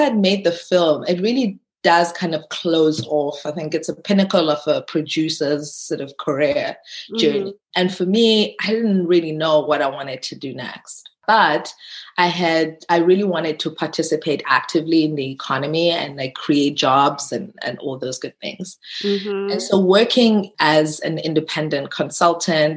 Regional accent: South Africa; as a South African

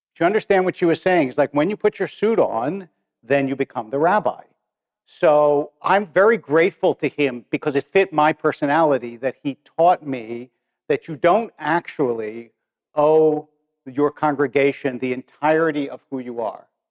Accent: Harrisburg, Pennsylvania, United States; I remember when I was a kid in yeshiva in Harrisburg, because I was born in Harrisburg, and I was in like third or fourth grade

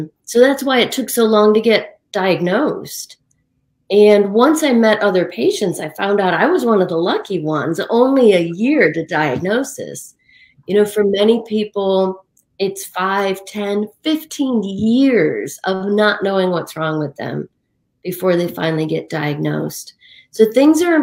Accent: Western New York State, United States; my hometown in Western New York State

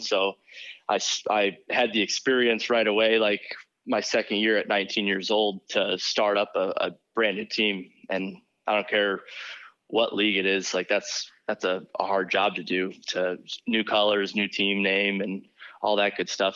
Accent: Bloomington, Illinois, United States; moved away as an adult; now in Syracuse, United States; I'm from Bloomington, Illinois

